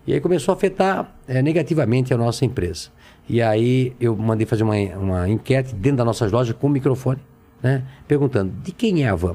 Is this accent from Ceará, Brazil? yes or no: no; Brusque, Santa Catarina, Brazil; nasci em Brusque, Santa Catarina, é, numa, num bairro, uma casa de madeira